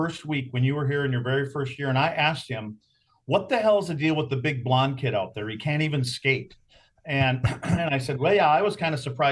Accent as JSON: {"language": "English", "country": "United States", "said": "me being an American"}